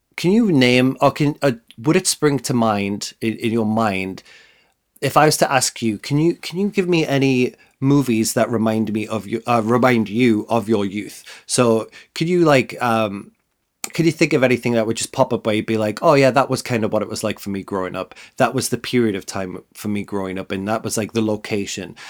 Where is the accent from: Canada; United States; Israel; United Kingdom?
United Kingdom; the north of England; as somebody who grew up in the north of England